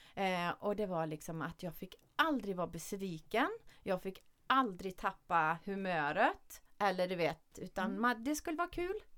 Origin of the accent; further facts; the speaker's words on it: Källby, Västra Götaland, Sweden; vi var tre tjejer från Källby då, där jag kommer